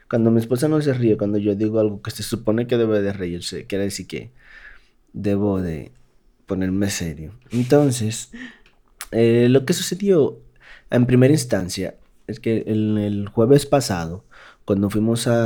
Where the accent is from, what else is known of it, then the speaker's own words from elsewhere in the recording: Dominican Republic; accent: Dominican; Realmente mi acento dominicano permanece todavía.